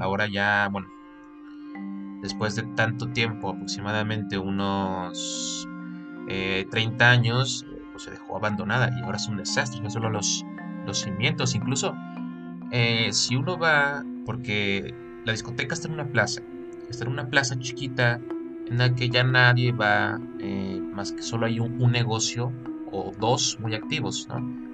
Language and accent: Spanish; Mexico; Que nos caracteriza como mexicanos, que son las leyendas